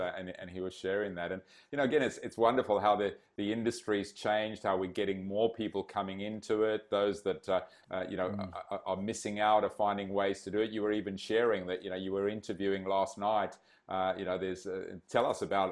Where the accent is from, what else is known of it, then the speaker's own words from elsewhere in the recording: Zimbabwe; moved away; grew up in Zimbabwe